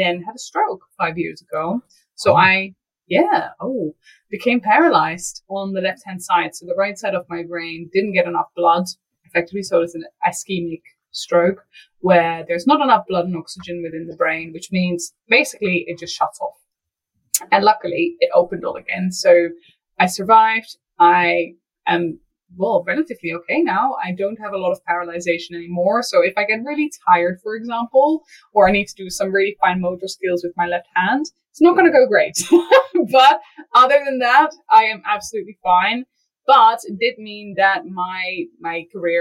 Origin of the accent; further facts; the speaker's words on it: Netherlands; English is a second language; moved away as an adult; also born or lived in United Kingdom; I grew up in the Netherlands, small town girl, countryside type stuff.